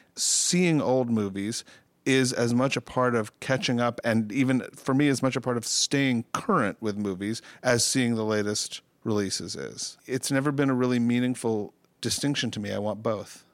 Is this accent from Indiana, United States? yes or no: no; New York City, New York, United States; I grew up in New York City.